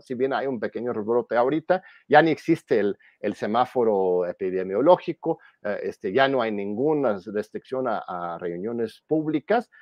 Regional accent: Mexico; como pueblo mexicano

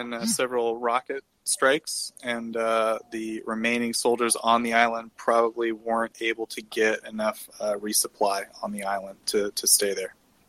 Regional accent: United States; As an American

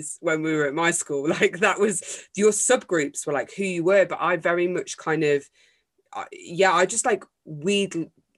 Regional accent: Derbyshire, East Midlands, United Kingdom; also born or lived in Manchester; I moved from Manchester to this tiny little place in the middle of Derbyshire

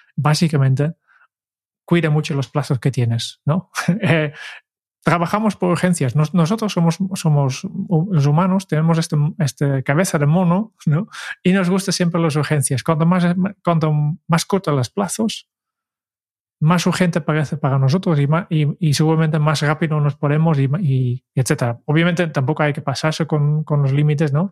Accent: Netherlands; como buen holandés

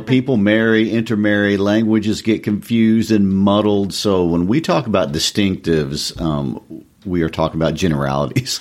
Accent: Tennessee, United States; I was from Tennessee

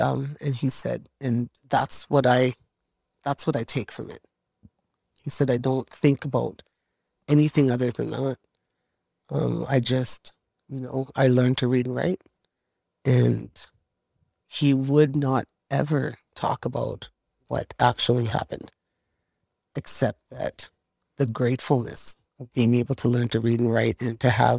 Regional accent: Fort St. John, British Columbia, Canada; It was, you know what, growing up in Fort St. John that way, you know, I just give so much credit to my mom and dad for their hard work to give us that kind of life.

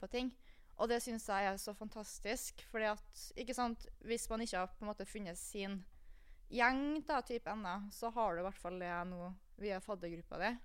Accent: Kristiansund, Møre og Romsdal, Norway; moved away as an adult; now in Trondheim, Norway; jeg kommer jo fra Kristiansund

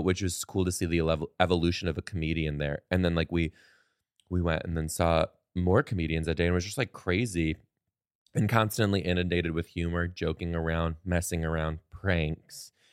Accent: Detroit, Michigan, United States; I am originally from Detroit, Michigan, born in Detroit, Michigan, raised in the outskirts

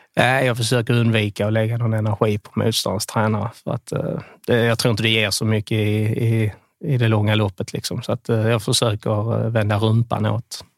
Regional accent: Skåne, Sweden; now in Varberg, Sweden; Jag är skåning

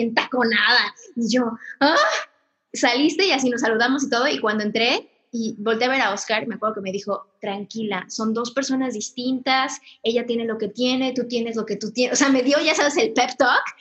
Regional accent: Mexico; soy mexicana

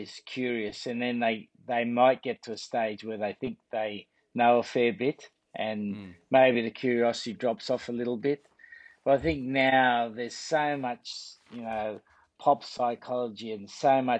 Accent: Sydney, New South Wales, Australia; moved away as an adult; now in England; when I was a kid growing up in La Perouse, which was named after the French explorer, it was in a very working class area

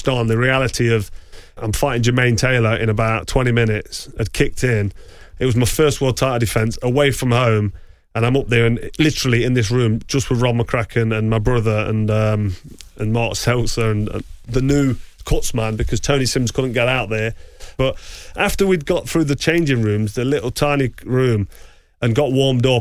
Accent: England, United Kingdom; we're English and American

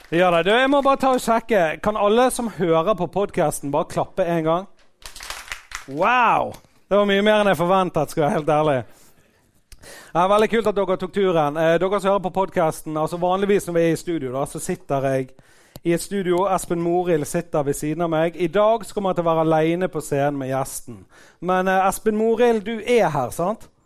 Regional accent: Bergen, Vestland, Norway; Jeg er jo fra Fyllingsdalen sjøl

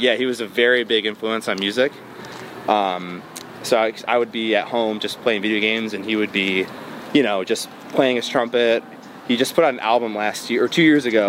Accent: Bloomfield Hills, Michigan, United States; also born or lived in Dearborn, Michigan; I was born in Detroit. Uh, well, Dearborn, but I grew up in like the Metro Detroit area

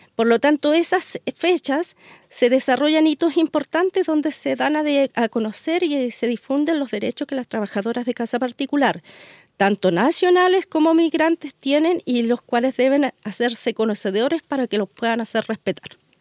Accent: Chile; soy una mujer eh, de región, una mujer mapuche, comunera, que vive de la tierra y me volví a mi tierra

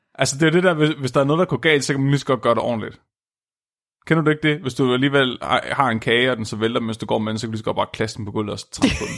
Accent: Tåsinge, Southern Denmark, Denmark; jeg er fra Tåsinge

